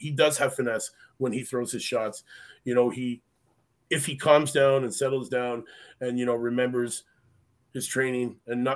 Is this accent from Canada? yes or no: yes; Canada; I'm Canadian